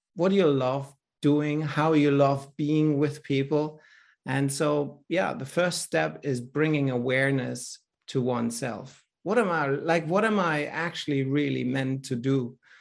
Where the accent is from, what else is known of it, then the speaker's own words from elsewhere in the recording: Berlin, Germany; accent: German; English is a second language; now in Australia; I'm born in Europe in Berlin. In fact, actually, I was born behind the Iron Curtain.